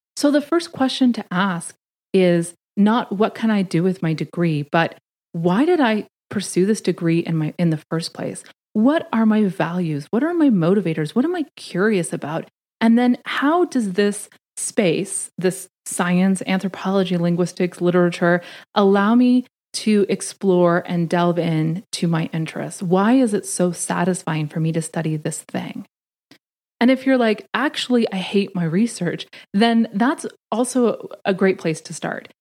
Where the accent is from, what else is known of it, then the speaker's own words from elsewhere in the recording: Canada; moved away as an adult; now in Washington, D.C., United States; I'm Canadian